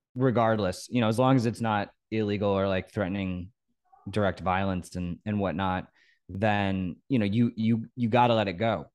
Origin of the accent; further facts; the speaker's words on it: Norwalk, Connecticut, United States; I grew up in Norwalk, Connecticut on the beach